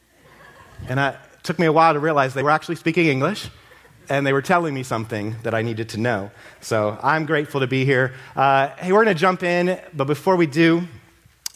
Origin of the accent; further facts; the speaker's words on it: Ohio, United States; I'm from Ohio.